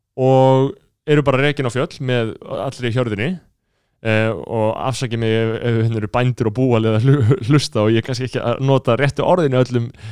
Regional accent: Reykjavík, Capital Region, Iceland; Við búum í borginu, við erum reykvingar Við erum fættir á mölinni

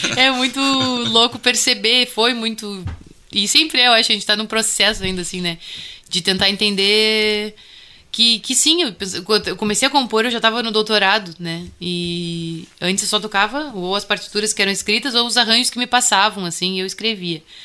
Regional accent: Bagé, Rio Grande do Sul, Brazil; accent: Bagé accent; eu sou natural de Bagé

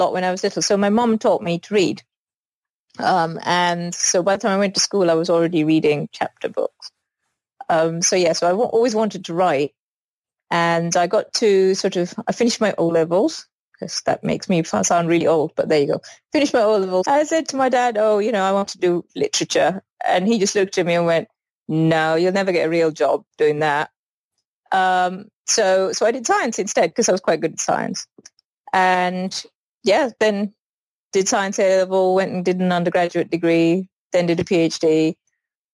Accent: Sri Lanka; moved away; I grew up in Sri Lanka, and I went to an all-girls school

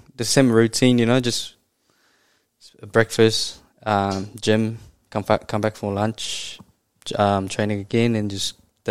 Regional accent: Tokyo, Japan; English is a second language; moved away as an adult; also born or lived in Hamilton, New Zealand; Born and bred in Tokyo, a massive city.

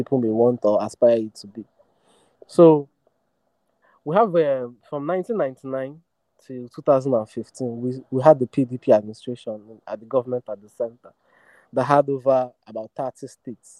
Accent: Imo, Nigeria; I come from the Southeast, I'm from Imo State

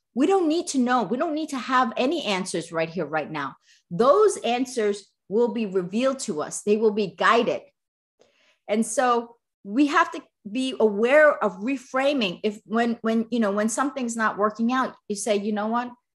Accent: East Coast, United States; now in Southern California, United States; I'm from the East Coast

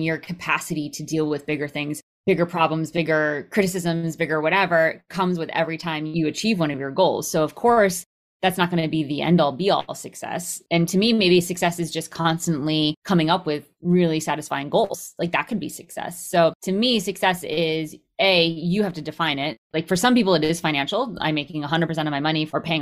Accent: Connecticut, United States; growing up in Connecticut

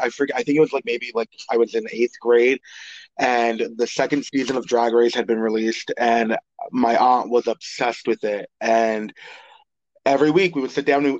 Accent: Philadelphia, Pennsylvania, United States; I grew up in North Philly, eighth in like Lehigh

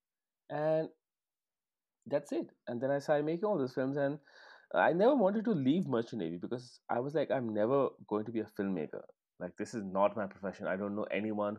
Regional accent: Chandigarh, India; when I was growing up in Chandigarh

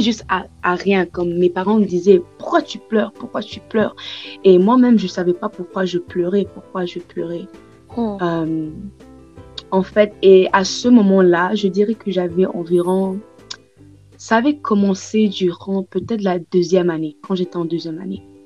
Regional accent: Tanzania; je suis née en Tanzanie

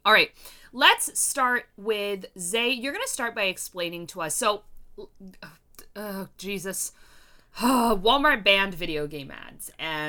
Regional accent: Canada; I am Canadian.

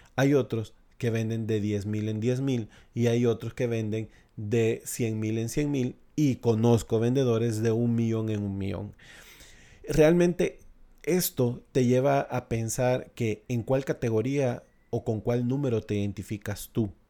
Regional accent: El Salvador; establecerme acá eh, en mi país, en El Salvador

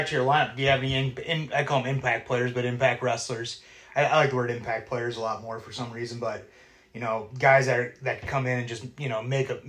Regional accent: Cascade, Iowa, United States; I grew up in Cascade

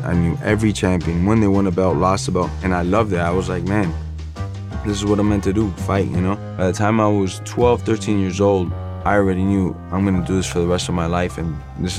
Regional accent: Miami, Florida, United States; also born or lived in Peru; dad is from Cuba, and my mother's from Peru. They met in Miami, Florida, and I was born in Miami and practically raised in Miami.

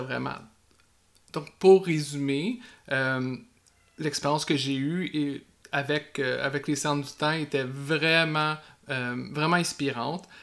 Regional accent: Quebec, Canada

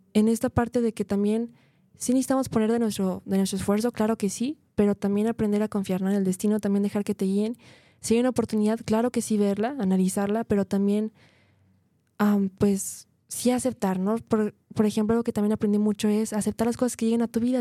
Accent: Guadalajara, Jalisco, Mexico

